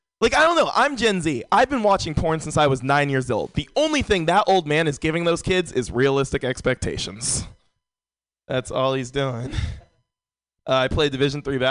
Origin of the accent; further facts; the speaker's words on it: San Francisco, California, United States; Born and raised in San Francisco